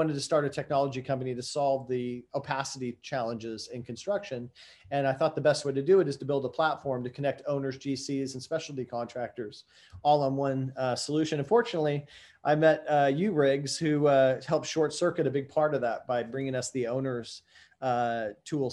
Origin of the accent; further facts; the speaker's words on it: San Diego, California, United States; grew up down in San Diego, California